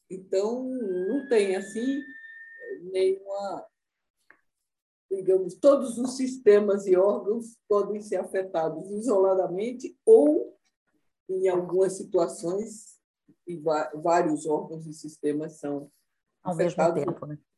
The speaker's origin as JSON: {"language": "Portuguese", "region": "Northeast Region", "country": "Brazil", "said": "Eu sou nordestina, então no Recife, né, em Salvador"}